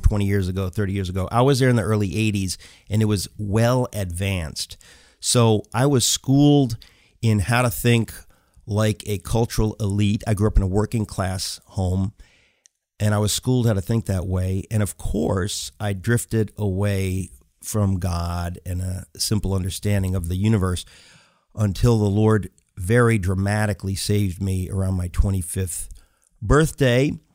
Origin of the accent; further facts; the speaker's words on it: New York, United States; also born or lived in Connecticut; now in New York City, United States; I grew up in New York and in Connecticut